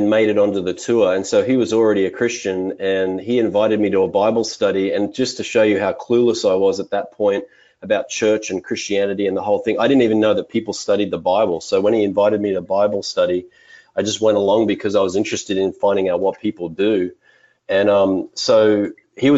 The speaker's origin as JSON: {"language": "English", "country": "Australia", "tie": "born or raised there", "moved": "as an adult", "lives_now": "Salinas, United States", "said": "I grew up in Australia for the first 25 years of my life."}